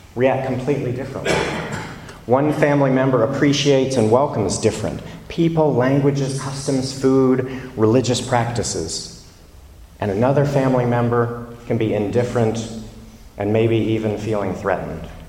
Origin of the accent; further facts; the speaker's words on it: the American South, United States; now in London, United Kingdom; I'm from the American South